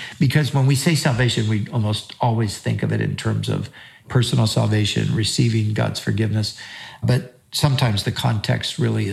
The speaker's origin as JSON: {"language": "English", "country": "United States", "said": "we as Americans and as American Christians"}